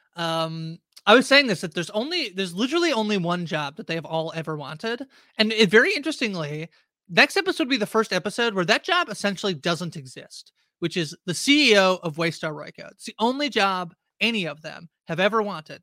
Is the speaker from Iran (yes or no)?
no; Canada; I'm Canadian